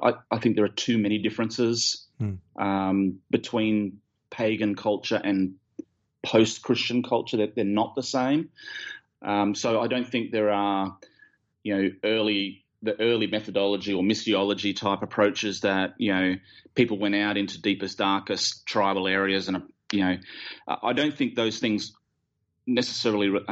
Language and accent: English; Australia; we're Australian